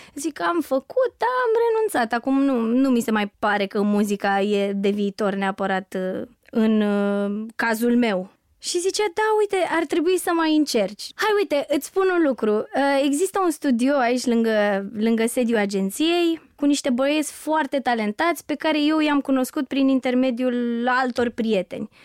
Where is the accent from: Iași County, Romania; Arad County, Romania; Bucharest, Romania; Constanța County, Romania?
Constanța County, Romania; Neptun; copilăria mea la Neptun